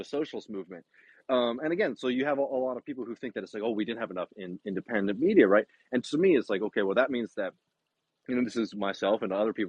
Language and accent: English; Texas, United States; I'm a Texan